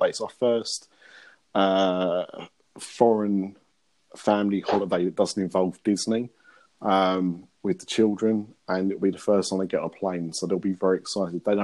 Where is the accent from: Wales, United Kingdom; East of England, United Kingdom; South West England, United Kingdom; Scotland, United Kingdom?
East of England, United Kingdom; And that's the reason for swearing at her is because we're from Essex.